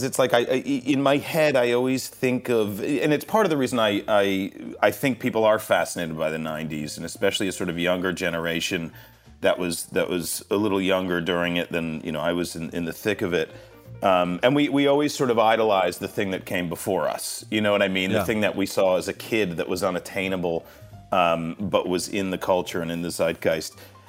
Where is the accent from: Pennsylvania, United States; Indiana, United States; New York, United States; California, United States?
New York, United States; New York City; I'm from New York. I grew up sort of in and around New York City.